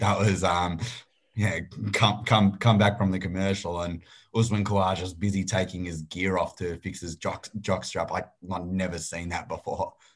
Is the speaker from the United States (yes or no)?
no; Australia; we're all Australian here